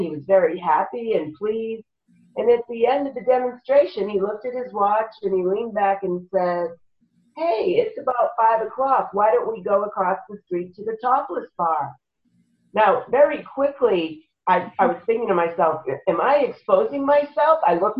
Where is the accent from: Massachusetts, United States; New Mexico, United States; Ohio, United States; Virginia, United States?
Massachusetts, United States; Boston; now in California, United States; Now, I'm from Boston